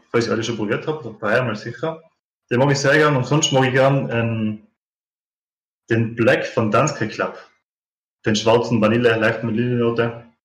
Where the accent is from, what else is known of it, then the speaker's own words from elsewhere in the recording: Tyrol, Austria; bin 36 Jahre alt. Ich bin aus Tirol in Österreich